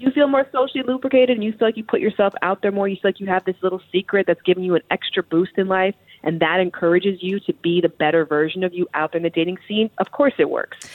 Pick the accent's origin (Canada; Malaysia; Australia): Canada; Toronto, Ontario; I'm from Toronto, Canada